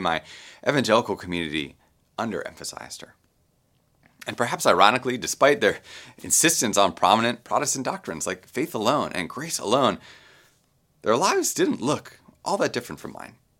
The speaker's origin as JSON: {"language": "English", "town": "Baltimore", "region": "Maryland", "country": "United States", "tie": "born or raised there", "said": "I grew up Roman Catholic in Baltimore"}